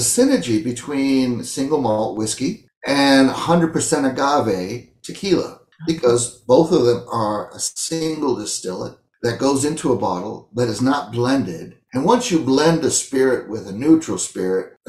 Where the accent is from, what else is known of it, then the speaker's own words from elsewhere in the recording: United States; where I was originally from, say America